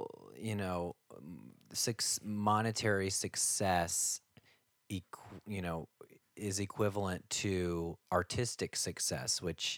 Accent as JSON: {"language": "English", "town": "Cincinnati", "region": "Ohio", "country": "United States", "said": "I am from Cincinnati, Ohio, originally, and I was always into singing and performing from a very young age."}